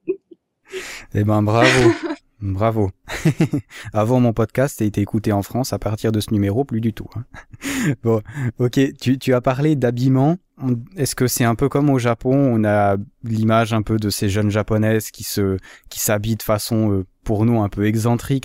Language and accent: French; Valais, Switzerland; Je suis valaisan, je suis valaisan